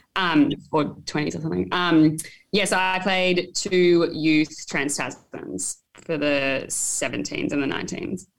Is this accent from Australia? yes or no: yes; Taree, New South Wales, Australia; also born or lived in Sydney; I was born in Sydney, but I actually grew up in Taree right. um, on the mid north coast of New South Wales. Um, so, yeah, I spent 11 years there growing up